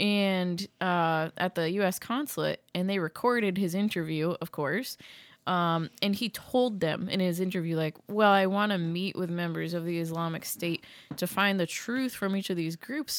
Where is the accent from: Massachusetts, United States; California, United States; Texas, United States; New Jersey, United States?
Massachusetts, United States; My hometown in Massachusetts got 3 inches of snow, but they thought they were going to get like 12 to 18 inches.